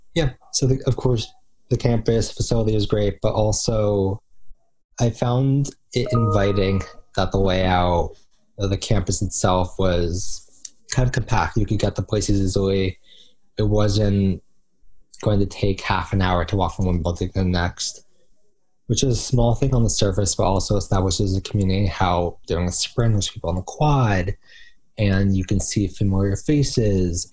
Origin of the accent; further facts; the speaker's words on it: New Jersey, United States; I am from New Jersey